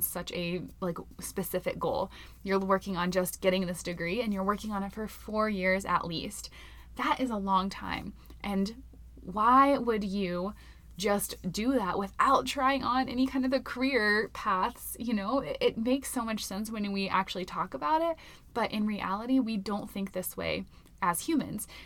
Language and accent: English; Florida, United States; now in Colorado, United States; I'm from Florida